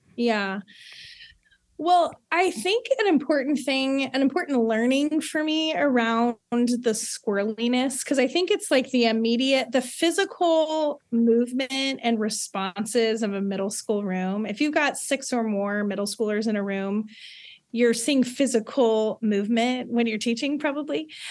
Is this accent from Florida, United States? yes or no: no; Southern California, United States; born and raised in Southern California